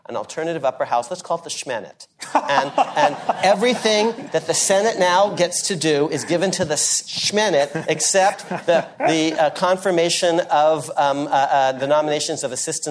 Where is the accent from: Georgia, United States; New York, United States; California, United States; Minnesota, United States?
California, United States; I'm a Californian